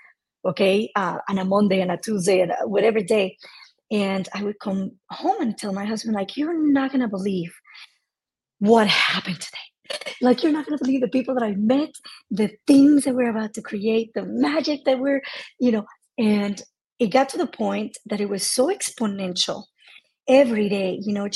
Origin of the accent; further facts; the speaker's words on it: Mexico; I am 100% Mexican